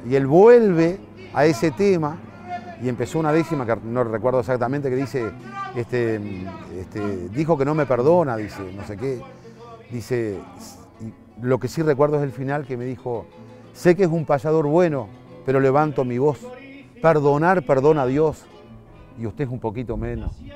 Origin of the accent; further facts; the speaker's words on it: Sauce, Canelones, Uruguay; also born or lived in Montevideo, Uruguay; desde pequeño, desde 3, 4 años, este, siempre nos afincamos en distintas zonas alrededor de la, de la ciudad de Sauce, cuando eso era pueblo todavía. Yo me considero sauceño